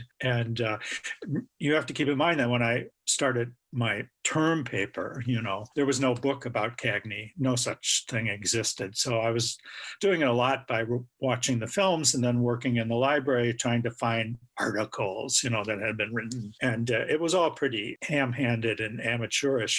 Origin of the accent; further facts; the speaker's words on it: Madison, Wisconsin, United States; I'm from Madison, Wisconsin